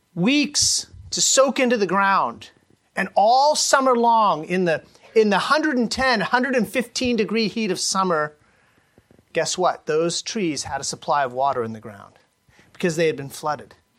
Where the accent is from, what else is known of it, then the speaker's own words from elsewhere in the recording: Sacramento Valley, California, United States; I grew up in the Sacramento Valley in the early 80s